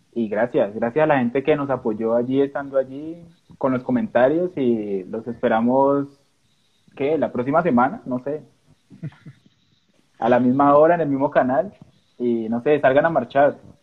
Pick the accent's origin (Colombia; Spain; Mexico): Colombia; nosotros como colombianos